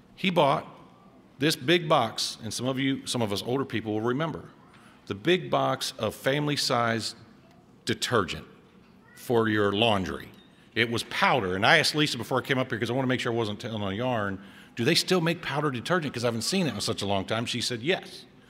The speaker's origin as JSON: {"language": "English", "town": "Cincinnati", "region": "Ohio", "country": "United States", "tie": "born or raised there", "moved": "as an adult", "said": "I was born and raised in Cincinnati"}